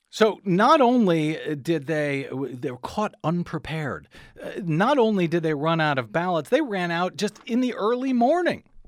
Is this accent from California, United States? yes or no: no; Saint Louis County, Missouri, United States; moved away; I'm from Saint Louis County, by the way, originally